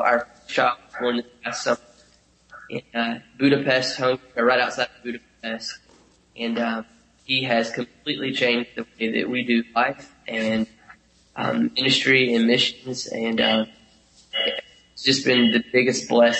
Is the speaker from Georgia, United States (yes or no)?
yes; Warner Robins, Georgia, United States; moved away as an adult; now in Ukraine; I grew up in Warner Robins, Georgia, in the middle of the state.